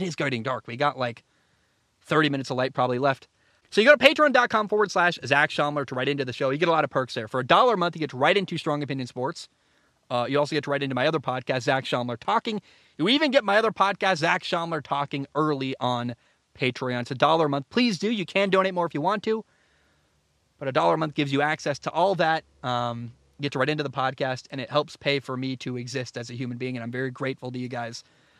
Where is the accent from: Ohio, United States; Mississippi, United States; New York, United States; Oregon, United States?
Oregon, United States; Portland; I grew up in Portland.